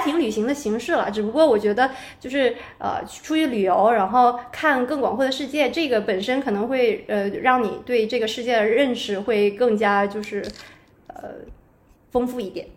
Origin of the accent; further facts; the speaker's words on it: Northeast China, China; moved away as an adult; also born or lived in Beijing / United States; 我是来自东北的一个省会城市，然后当时考入北京大学就读的是经管类的专业，后来也有出国读了研究生，去美国读了经管类的研究生